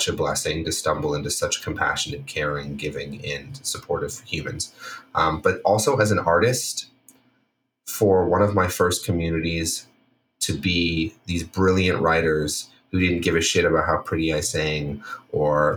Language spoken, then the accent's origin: English; Toronto, Ontario, Canada; moved away as an adult; also born or lived in Washington, D.C.; now in Los Angeles, United States; I grew up in Toronto